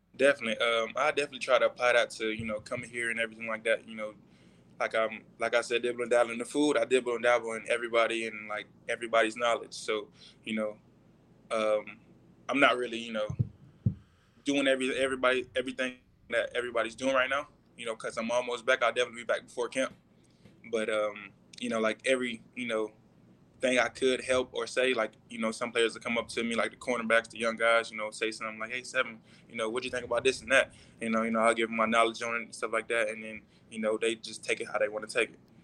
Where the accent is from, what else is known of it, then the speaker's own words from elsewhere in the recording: Orlando, Florida, United States; moved away; I was born in Orlando